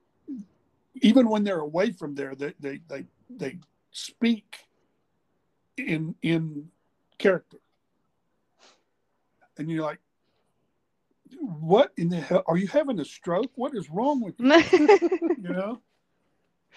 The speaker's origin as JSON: {"language": "English", "town": "Norman", "region": "Oklahoma", "country": "United States", "tie": "born or raised there", "said": "I grew up in Norman"}